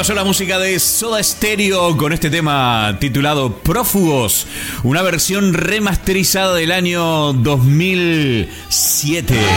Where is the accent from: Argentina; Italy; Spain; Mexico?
Argentina; Concordia, Entre Ríos; Yo provengo del interior de la Argentina, de una provincia fantástica como es Entre Ríos